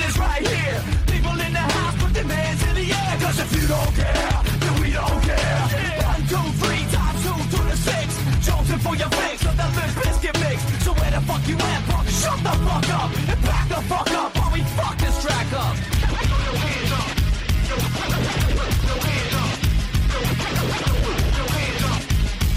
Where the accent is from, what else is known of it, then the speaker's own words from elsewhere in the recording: Maryland, United States; now in New York, United States; I'm from Maryland